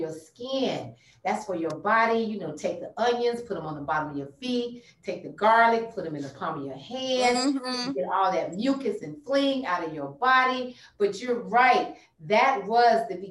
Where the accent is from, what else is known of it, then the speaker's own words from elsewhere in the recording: Atlanta, Georgia, United States; we from Atlanta too. What part are you from? Southwest. And we was like, we from Southwest